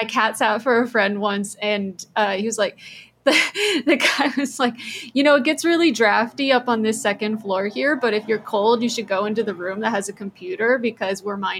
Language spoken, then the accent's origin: English; Austin, Texas, United States; moved away; I'm also from Austin, which is another place that was kind of like cool, funky, hip, and therefore attracted a ton of like tech people.